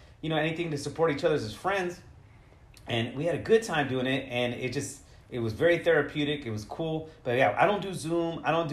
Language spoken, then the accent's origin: English; Modesto, California, United States; I was born and raised in Modesto.